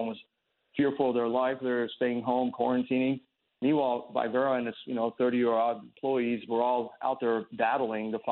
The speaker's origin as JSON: {"language": "English", "country": "United States", "tie": "born or raised there", "said": "I'm a patriot, man. I grew up here. I'm an American."}